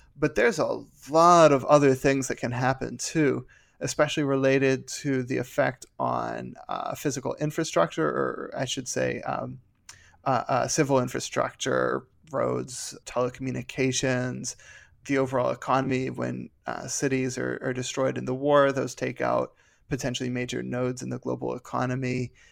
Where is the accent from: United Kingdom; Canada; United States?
United States; Pittsburgh, Pennsylvania; I'm from Pittsburgh